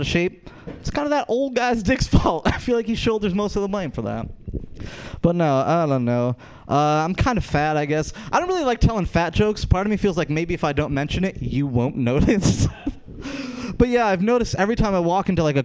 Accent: Rochester, New York, United States; I'm from Rochester, New York.

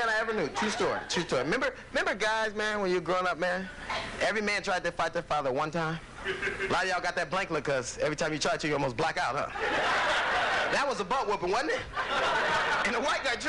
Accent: Los Angeles, California, United States; I grew up in Los Angeles in a gang, man.

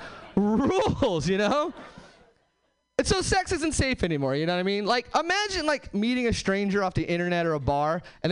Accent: Hesperia, California, United States; now in Seattle, United States

